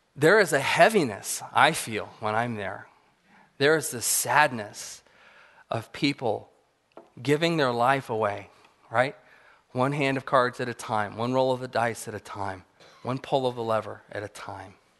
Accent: Apple Valley, California, United States; I grew up in Southern California in the high desert, Apple Valley

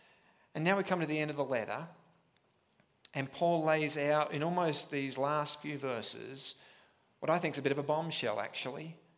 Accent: Australia; I am an Aussie, and that means you won't understand the first 10 minutes, and you'll kind of catch up with me at some point along the way. But I was back in Australia a month ago

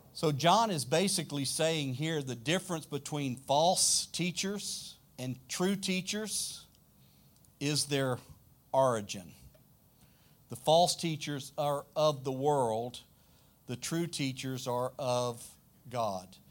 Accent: South Louisiana, United States; accent: deep south; I'm from South Louisiana, way south. We say y'all

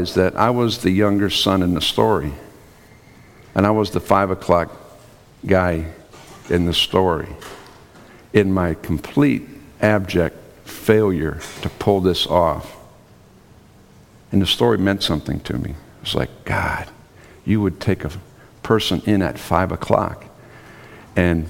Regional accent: Minnesota, United States; I'm from Minnesota, so we have something called Minnesota Nice

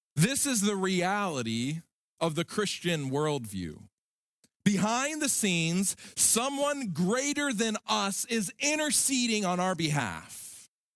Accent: Alabama, United States; In my home state of Alabama, there's a little town called Enterprise.

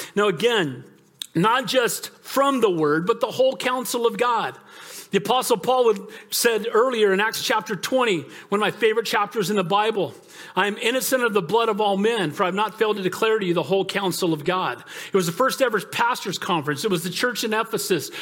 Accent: United States; far before I'm an American, I'm a Christian

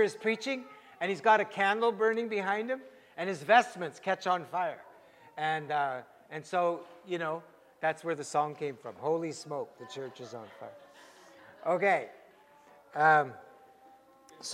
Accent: Canada; as a Canadian Christian

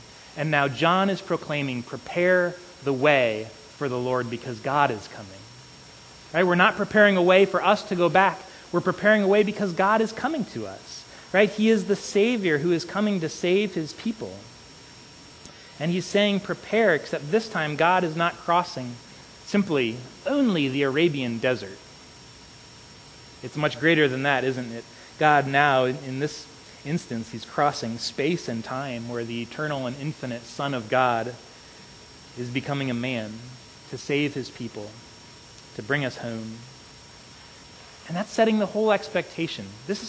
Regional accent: South Carolina, United States; now in California, United States; When Aubrey and I moved here 7 years ago to California, we came from South Carolina.

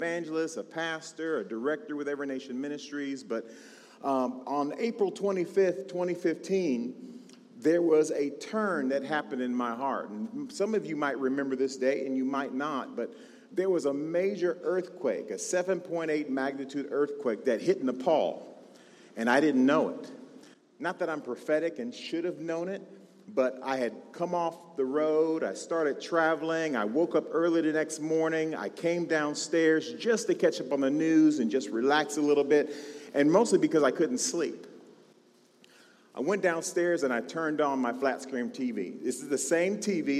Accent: California, United States; I was born and raised in California

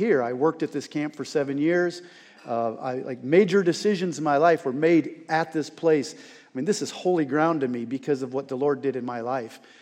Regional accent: Northwest Iowa, United States; moved away as an adult; also born or lived in Estherville, Iowa; now in France; I'm from here, meaning I grew up in Northwest Iowa

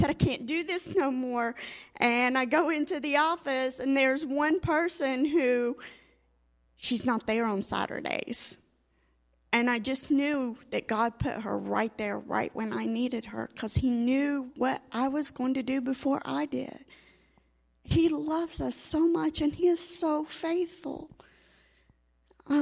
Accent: Cookeville, Tennessee, United States; moved away as an adult; I come up from Cookeville, Tennessee

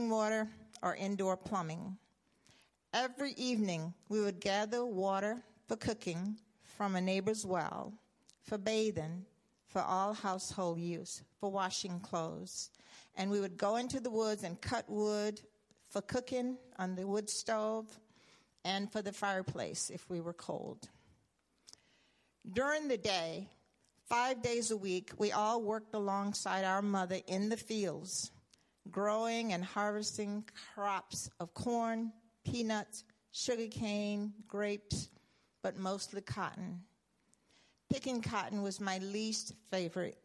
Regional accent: the South, United States; as a young child growing up in the South

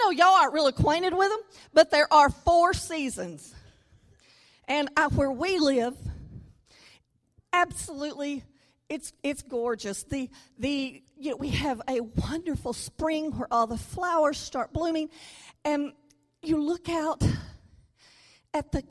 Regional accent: Louisiana, United States; now in Arkansas, United States; I was born in Louisiana. I may have to say that I live in Arkansas, but I am from Louisiana

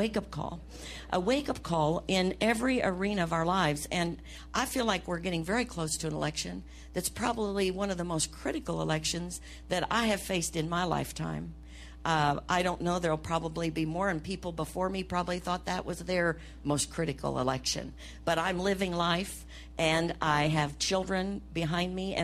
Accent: United States; I'm an American

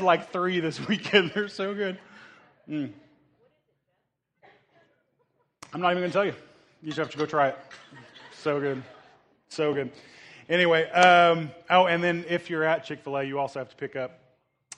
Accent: Oklahoma, United States; moved away; growing up in Oklahoma

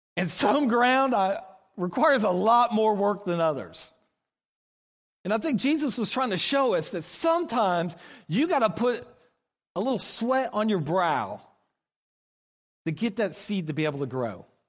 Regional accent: Oklahoma, United States; moved away as an adult; now in Kansas City, United States; we're from Oklahoma.

